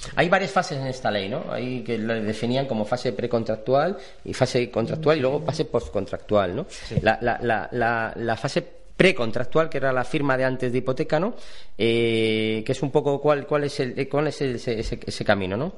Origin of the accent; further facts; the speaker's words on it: Spain; como buenos españoles